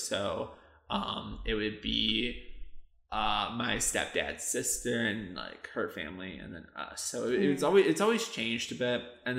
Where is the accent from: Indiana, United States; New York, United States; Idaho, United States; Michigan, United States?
Michigan, United States; moved away; growing up in Michigan, the leaves would always change.